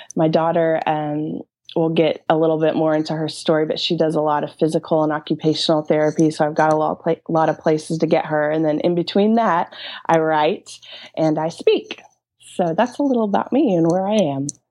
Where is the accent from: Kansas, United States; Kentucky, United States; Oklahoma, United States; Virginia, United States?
Oklahoma, United States; Norman; also born or lived in New York City; I am from Norman, Oklahoma, and that's a little suburb. Well, it's not exactly little, but it's outside of Oklahoma City. And um, I've been born and raised here